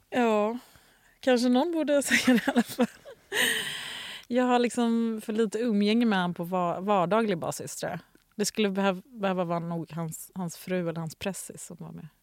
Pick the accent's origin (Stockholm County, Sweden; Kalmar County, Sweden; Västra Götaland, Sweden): Västra Götaland, Sweden; Gothenburg; jag växte upp vid eh, Ullevi som ligger halvnära Liseberg